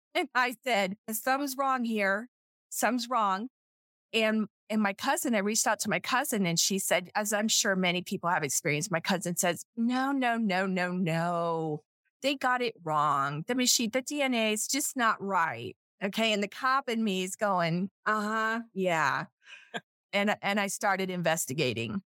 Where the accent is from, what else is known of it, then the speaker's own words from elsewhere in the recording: South Florida, United States; I'm from South Florida